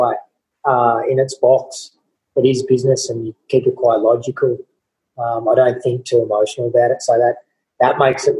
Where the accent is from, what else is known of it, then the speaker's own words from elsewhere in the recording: Dubbo, New South Wales, Australia; I grew up in Dubbo, born and bred.